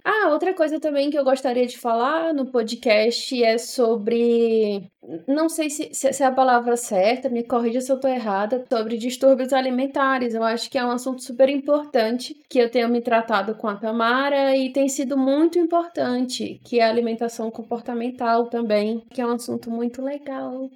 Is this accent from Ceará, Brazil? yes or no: yes; Fortaleza, Ceará, Brazil; moved away as an adult; now in São Paulo, Brazil; sou de Fortaleza, Ceará, e sou emancebada